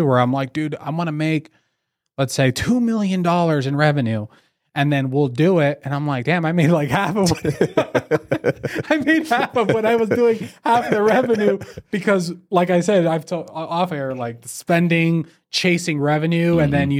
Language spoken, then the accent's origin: English; California, United States; now in Las Vegas, United States; let's say for me, I'm from California. I just moved to Vegas.